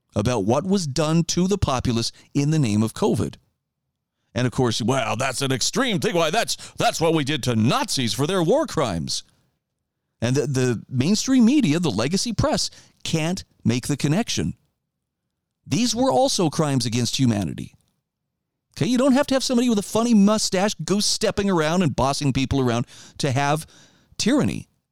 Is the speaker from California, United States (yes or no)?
no; Idaho, United States; my home state of Idaho